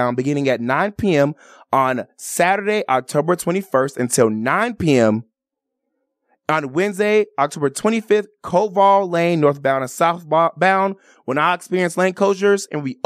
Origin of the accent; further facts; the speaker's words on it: Chicago, Illinois, United States; also born or lived in Los Angeles, California; now in Las Vegas, United States; Moved from Los Angeles, California, but I'm originally from Chicago, Illinois